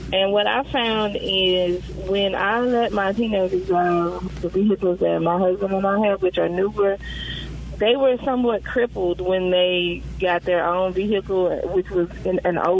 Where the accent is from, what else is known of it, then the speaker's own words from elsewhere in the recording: Tennessee, United States; my husband and I were driving like 1970, 80 cars in the 90s when we were growing up in Tennessee.